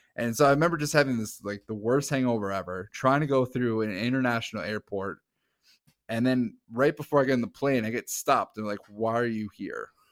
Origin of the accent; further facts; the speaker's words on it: St. Cloud, Minnesota, United States; I'm from Saint Cloud, Minnesota.